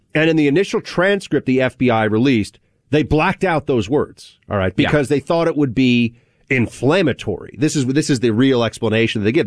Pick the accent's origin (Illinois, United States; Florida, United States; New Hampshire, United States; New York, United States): New York, United States; I'm a New Yorker